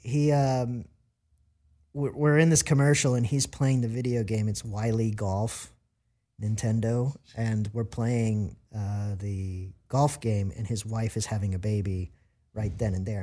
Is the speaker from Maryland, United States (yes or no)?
yes; Maryland, United States; moved away as an adult; also born or lived in Virginia / Washington, D.C.; now in Los Angeles, United States; I'm from Maryland, um, Virginia area, D C.